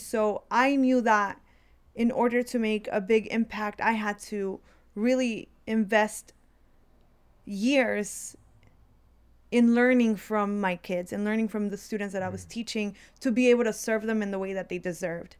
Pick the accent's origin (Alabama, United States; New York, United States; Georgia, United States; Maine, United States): Georgia, United States; DeKalb County; English is a second language; I as a child entering into the third grade into the public school system in DeKalb County, I learned English really quickly